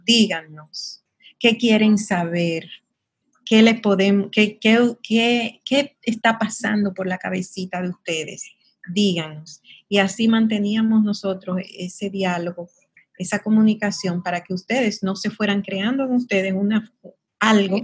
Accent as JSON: {"language": "Spanish", "town": "Sosúa", "region": "Puerto Plata", "country": "Dominican Republic", "tie": "born or raised there", "also_born_or_lived": "Santiago / United States", "moved": "as an adult", "lives_now": "Santo Domingo, Dominican Republic", "said": "yo soy oriunda de Sosúa, es un pueblo muy pequeño en el norte de la República Dominicana"}